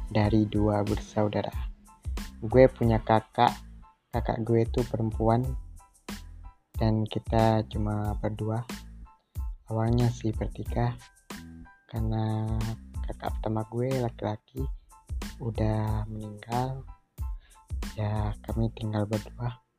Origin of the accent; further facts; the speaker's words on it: Lhokseumawe, Aceh, Indonesia; born there; Gue lahir di Lusmawe.